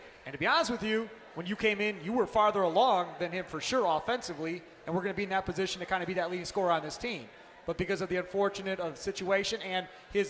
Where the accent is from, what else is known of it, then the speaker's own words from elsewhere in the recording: Kenosha, Wisconsin, United States; So I grew up in Kenosha, which, as we know, is right on the border.